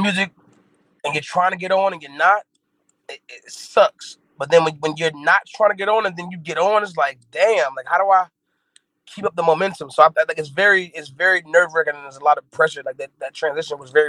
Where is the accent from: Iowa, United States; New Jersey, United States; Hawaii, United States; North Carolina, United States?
North Carolina, United States; Fayetteville; also born or lived in Brooklyn, New York; I was born in Brooklyn, New York, in Brookdale Hospital, but I'm from Fayetteville, North Carolina